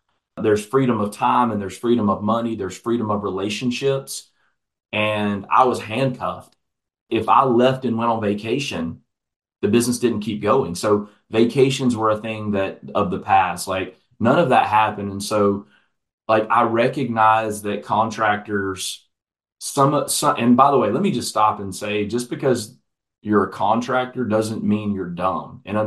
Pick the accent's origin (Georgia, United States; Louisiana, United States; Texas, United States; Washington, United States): Georgia, United States; Atlanta; Atlanta, Georgia, which is my hometown where I'm originally from